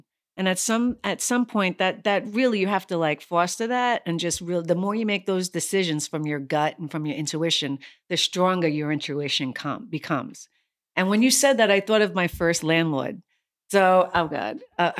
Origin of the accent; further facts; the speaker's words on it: New York City, New York, United States; I'm a native New Yorker from the city. So we don't get licenses there. We hail cabs.